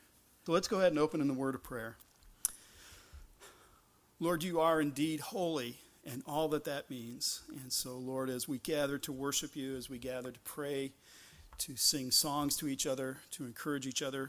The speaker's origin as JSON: {"language": "English", "region": "Michigan", "country": "United States", "said": "I'm from Michigan"}